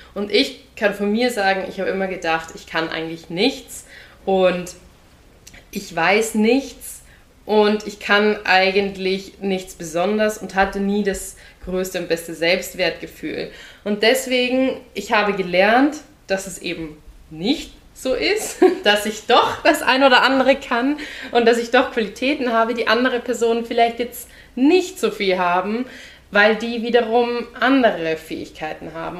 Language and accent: German; Austria; moved away as an adult; now in Germany; ich bin gebürtige Österreicherin, als ich aus, von Österreich nach Deutschland gezogen bin